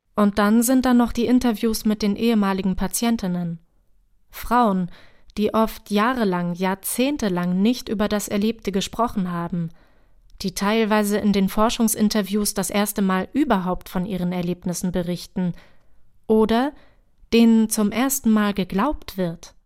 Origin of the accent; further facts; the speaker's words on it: Halle, Saxony-Anhalt, Germany; also born or lived in Hamburg; Ich bin zwar hier in Halle im Nachwendeosten aufgewachsen, gebürtig komme ich aber aus Hamburg, genauso wie meine Eltern